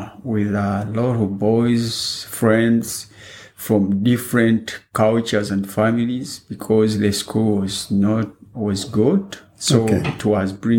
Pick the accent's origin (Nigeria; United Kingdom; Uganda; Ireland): Uganda; Masaka, Central Region; moved away as an adult; also born or lived in Kenya; now in Melbourne, Australia; I was born in Uganda 37 years back. That is in 1965, in a small village.